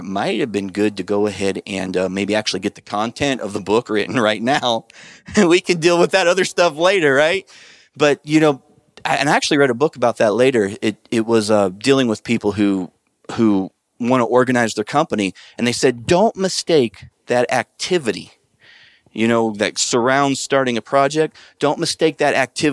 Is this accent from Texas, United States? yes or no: no; Nebraska, United States; So I'm from Nebraska, and I know how, you know, I grew up in an agricultural area